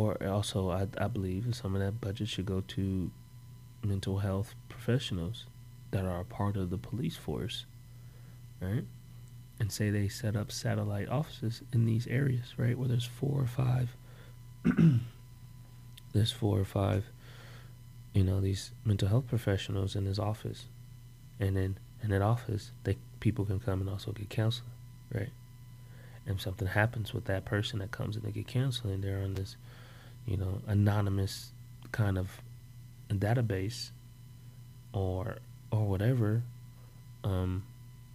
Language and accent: English; Oakland, California, United States; my hometown, like Oakland